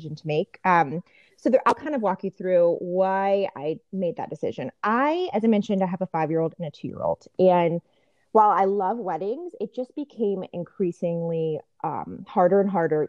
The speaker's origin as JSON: {"language": "English", "town": "Richmond", "region": "Virginia", "country": "United States", "also_born_or_lived": "Washington, District of Columbia, United States", "moved": "yes", "lives_now": "Northern Virginia, United States", "said": "I'm from Richmond originally, so it was nice to get back to Virginia"}